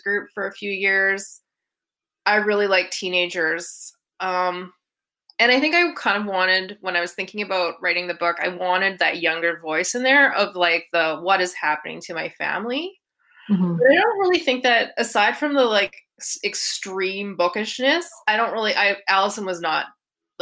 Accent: Saskatoon, Saskatchewan, Canada; now in Edmonton, Canada; I did not grow up in a small town. I grew up in Saskatoon

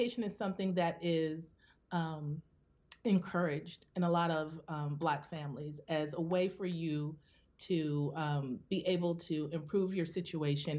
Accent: Detroit, Michigan, United States; when I was a teenager growing up in Detroit, it was known as the murder capital

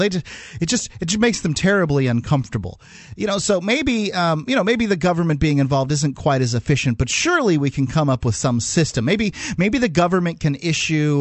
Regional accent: Sarasota, Florida, United States; I grew up in Florida

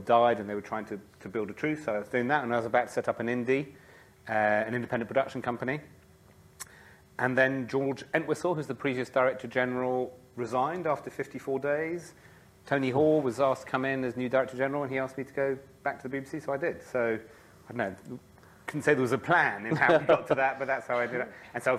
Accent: France; So I grew up in France, I suppose is a good place to start. And one of the things about being an expat in France is you really looked to home.

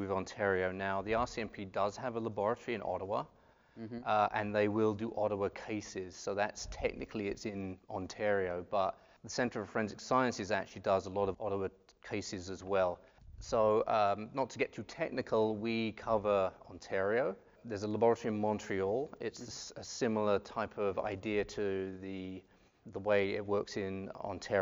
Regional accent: Southend-on-Sea, East of England, United Kingdom; moved away as an adult; also born or lived in Birmingham, United Kingdom / Toronto, Canada; I'm from Southend-on-Sea, which is near London

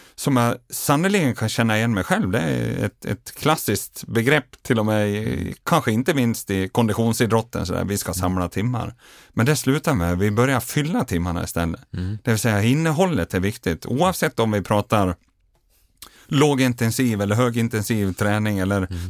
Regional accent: Dalarna County, Sweden; Hemma i Dalarna

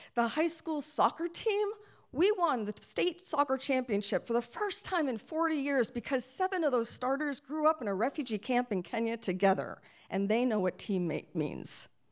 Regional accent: Lewiston, Maine, United States; my hometown of Lewiston, Maine

